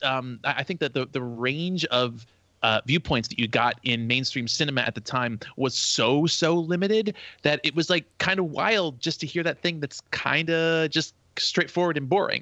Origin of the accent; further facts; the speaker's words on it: New Jersey, United States; I grew up in New Jersey